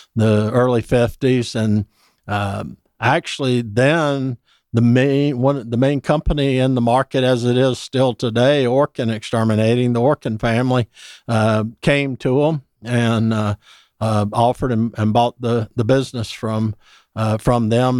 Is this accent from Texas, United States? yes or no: no; Dublin, Georgia, United States; moved away as an adult; now in Atlanta, United States; I'm from Dublin, Georgia originally